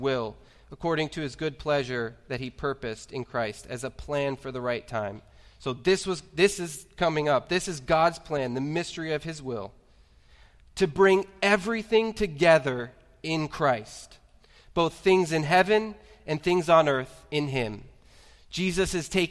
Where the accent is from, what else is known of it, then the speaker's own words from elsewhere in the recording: United States; my experience as an American